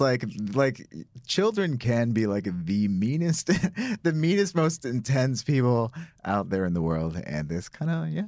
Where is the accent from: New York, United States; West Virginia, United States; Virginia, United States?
New York, United States; Syracuse; I'm from Syracuse, uh, which is upstate New York